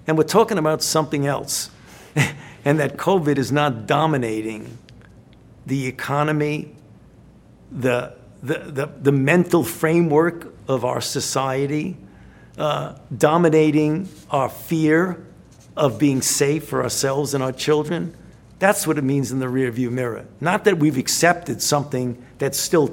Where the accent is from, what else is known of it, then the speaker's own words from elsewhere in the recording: New York City, New York, United States; I grew up in the Bensonhurst section of Brooklyn.